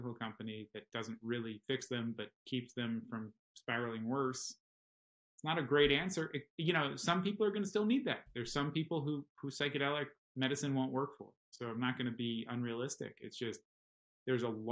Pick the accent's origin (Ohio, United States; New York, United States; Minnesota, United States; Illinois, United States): New York, United States; I grew up in New York